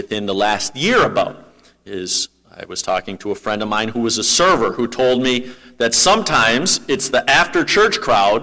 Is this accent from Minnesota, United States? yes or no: yes; Minnesota, United States; I'm a Minnesotan